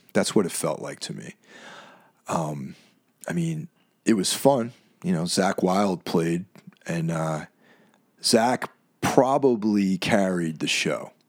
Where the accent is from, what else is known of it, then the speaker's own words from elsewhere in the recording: Lake Carmel, New York, United States; my hometown of Lake Carmel, New York, or Carmel, New York